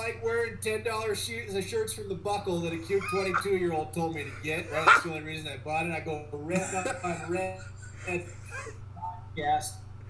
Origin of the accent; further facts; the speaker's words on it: Colorado, United States; moved away as an adult; also born or lived in Chicago, Illinois / Breckenridge, Colorado; You know, born and raised in Colorado, and that's where I'm at now. I'm in Breckenridge, Colorado. I fled to the mountains